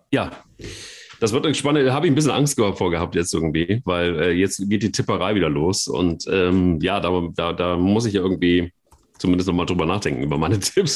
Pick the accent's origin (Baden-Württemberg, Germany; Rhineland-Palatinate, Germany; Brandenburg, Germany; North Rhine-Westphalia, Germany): North Rhine-Westphalia, Germany; Cologne; wir als Kölner